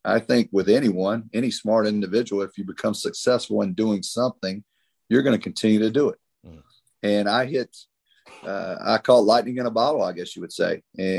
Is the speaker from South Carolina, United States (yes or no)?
yes; South Carolina, United States; one being the University of South Carolina, meaning because it was right from you know, 30 miles from my hometown. We grew up Gamecocks